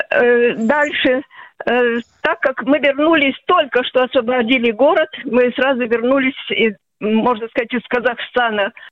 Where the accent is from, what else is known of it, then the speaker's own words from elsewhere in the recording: Veliky Novgorod, Novgorod Oblast, Russia; я коренная новгородка э, и встретила войну в сорок первом году, мне было уже восемь лет.